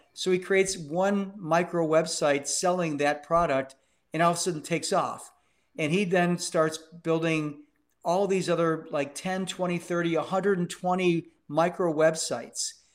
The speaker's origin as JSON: {"language": "English", "town": "Cleveland", "region": "Ohio", "country": "United States", "tie": "born or raised there", "said": "became deputy mayor of my hometown, Cleveland, Ohio"}